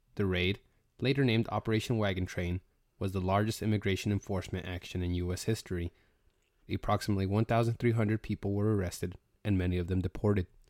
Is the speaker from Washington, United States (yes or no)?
no; Logan, Utah, United States; also born or lived in California / Idaho; now in Georgia, United States; my parents actually decided to move up to Cache Valley in specifically Logan, Utah